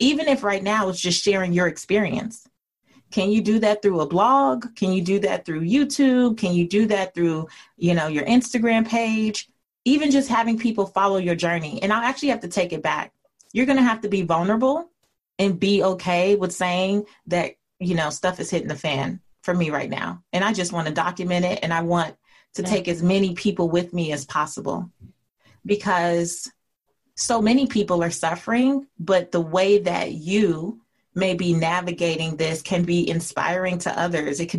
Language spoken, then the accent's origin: English; Los Angeles, California, United States; I grew up in an area called Leimert Park in South Central Los Angeles.